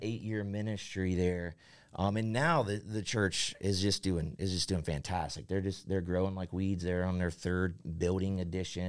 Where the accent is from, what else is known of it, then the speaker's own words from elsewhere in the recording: Central Ohio, United States; moved away as an adult; I grew up in Central Ohio